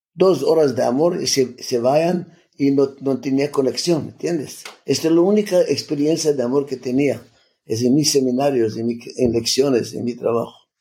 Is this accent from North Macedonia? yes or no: yes; Skopje, North Macedonia; Spanish is a second language; moved away; yo me nací en Macedonia donde se nació la Madre Teresa, de la misma ciudad